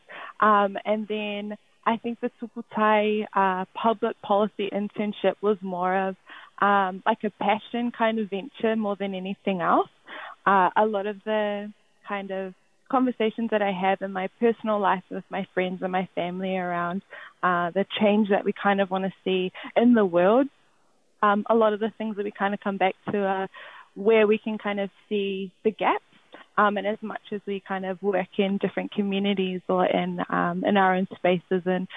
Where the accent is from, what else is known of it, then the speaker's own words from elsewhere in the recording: Waikato, New Zealand; now in Auckland, New Zealand; born and bred in the Waikato, now living in Tamaki Makaurau